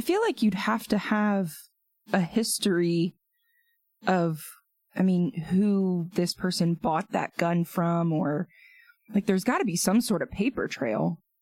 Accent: Duncannon, Pennsylvania, United States; growing up in Duncannon and Perry County

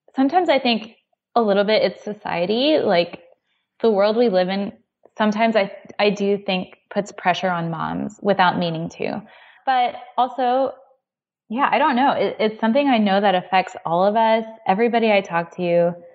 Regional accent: Texas, United States; moved away as an adult; now in Oklahoma, United States; We're from Texas, but we're in Oklahoma now

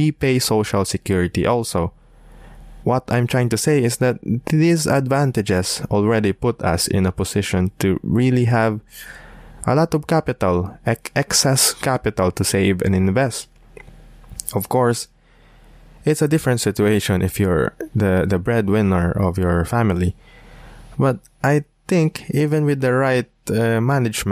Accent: Philippines; being a Filipino seafarer

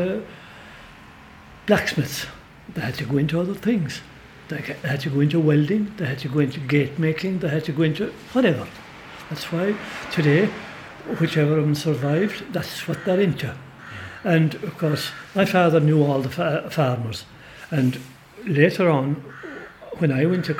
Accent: Brosna, Munster, Ireland; I was born in Brosna.

